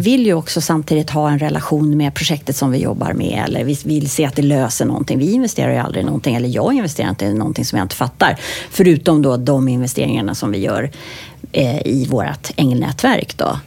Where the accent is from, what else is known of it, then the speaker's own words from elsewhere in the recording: Sweden; also born or lived in United States; för jag är ju svensk också då, men jag är också amerikan